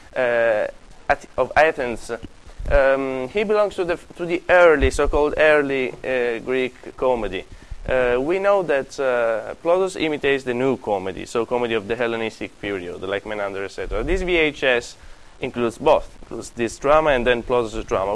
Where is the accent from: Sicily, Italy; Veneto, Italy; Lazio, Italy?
Sicily, Italy; moved away; I come from Sicily.